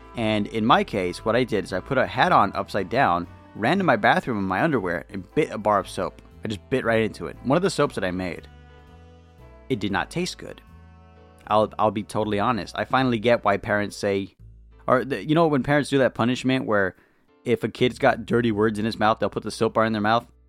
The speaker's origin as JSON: {"language": "English", "region": "California", "country": "United States", "said": "I'm from California"}